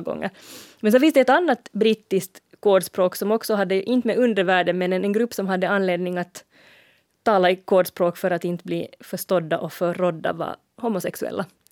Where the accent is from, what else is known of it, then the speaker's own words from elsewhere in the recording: Finland; vi i Finland som lägger ett långt å i måns